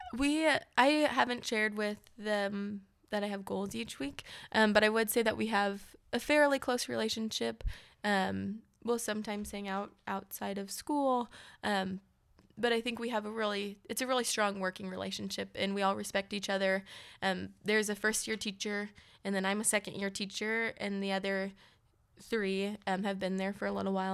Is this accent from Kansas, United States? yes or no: yes; Overland Park, Kansas, United States; also born or lived in Manhattan, Kansas (K-State); I'm from Kansas City. I grew up here in Overland Park